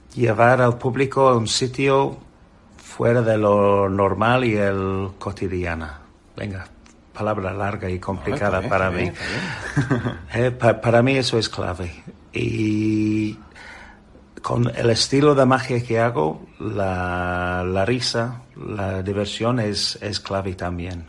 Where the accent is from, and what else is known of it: England, United Kingdom; Spanish is a second language; moved away as an adult; now in Spain